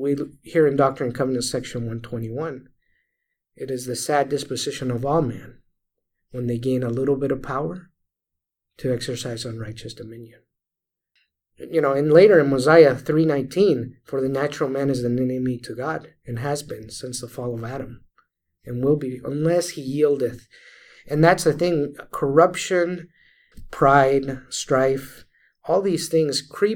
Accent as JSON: {"language": "English", "country": "Venezuela", "tie": "born or raised there", "moved": "yes", "said": "I grew up in Venezuela"}